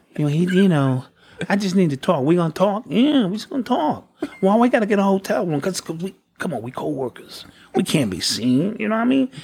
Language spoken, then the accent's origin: English; New York City, New York, United States; growing up in the Bronx